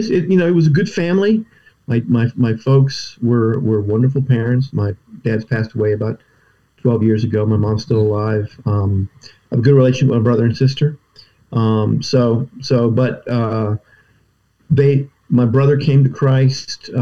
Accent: Atlanta, Georgia, United States; now in Glen Mills, United States; I grew up in the suburbs of Atlanta, Georgia. My family's all Southern.

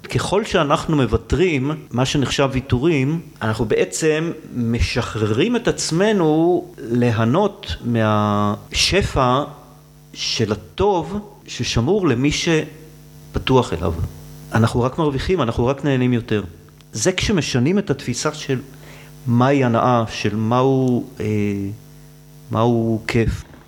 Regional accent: Tel Aviv, Tel Aviv District, Israel; גדלתי בשולי העיר, אה, זה המקום שבו העיר והטבע נפגשים

